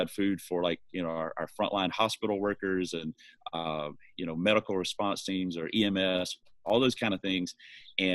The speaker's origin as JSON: {"language": "English", "region": "Alabama", "country": "United States", "tie": "born or raised there", "also_born_or_lived": "North Carolina / New Bern, North Carolina", "accent": "Southern", "moved": "as an adult", "lives_now": "Irvine, United States", "said": "I'm from Alabama originally, grew up in rural Alabama"}